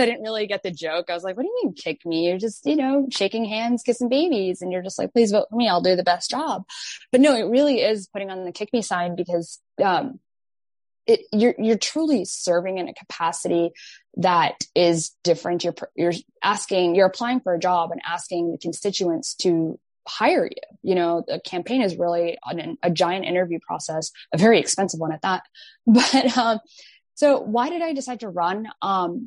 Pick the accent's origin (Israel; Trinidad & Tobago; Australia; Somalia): Somalia; Mogadishu, Banaadir; now in Maryland, United States; I was born in Mogadishu, Somalia. So I fled a civil war with my family